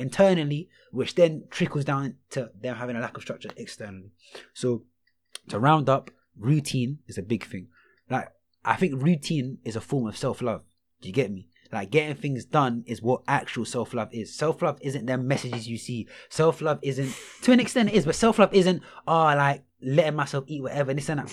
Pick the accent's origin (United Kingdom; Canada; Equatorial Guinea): United Kingdom; London; I'm from Rockhampton